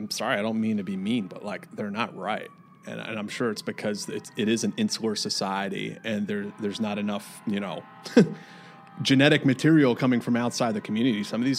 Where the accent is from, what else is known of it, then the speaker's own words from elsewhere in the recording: Sleepy Hollow, New York, United States; They have a compound of some kind not far from where I grew up in Tarrytown in Sleepy Hollow, New York.